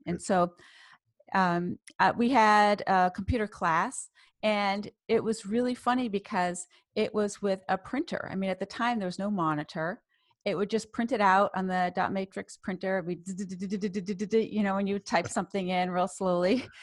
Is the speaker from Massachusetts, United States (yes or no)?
yes; Boston, Massachusetts, United States; also born or lived in New York / Cambridge, Massachusetts / Saarbrücken, Germany; I spent my life, my childhood in Boston and Cambridge